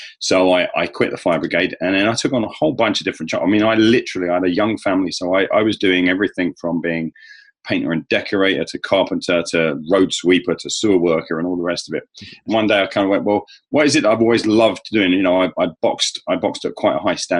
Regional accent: England, United Kingdom; as an Englishman

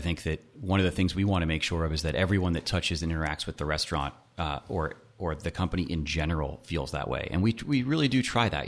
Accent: Nashville, Tennessee, United States; also born or lived in Miami; grew up in Nashville, uh, okay. went to school in Miami

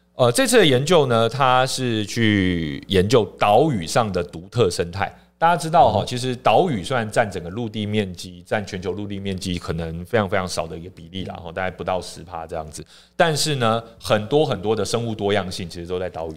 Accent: Taiwan; 我们台湾这边

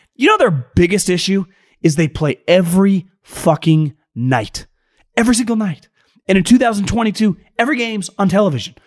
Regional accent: Sacramento, California, United States; I grew up around Sacramento

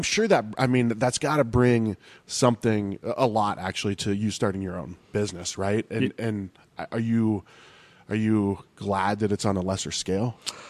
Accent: California, United States; especially, you know, growing up in California and then, you know, being in Arizona, you want to be outside.

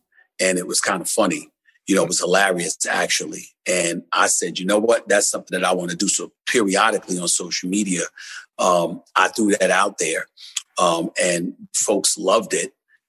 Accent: Queens, New York, United States; also born or lived in Winston-Salem, United States; I'm from Hollis, Queens, man, New York City. And I went to an HBCU, Winston-Salem State. I grew up in the streets of New York City.

